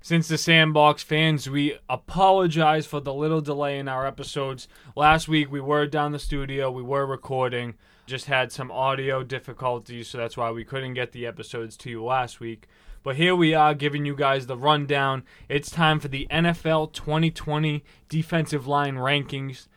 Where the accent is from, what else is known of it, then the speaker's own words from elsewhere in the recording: Boston, Massachusetts, United States; here in East Boston, our hometown, where we were born and raised